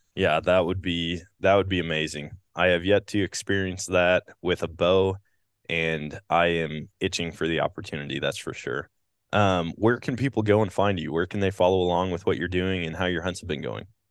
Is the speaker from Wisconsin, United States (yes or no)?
yes; Wisconsin, United States; growing up in Wisconsin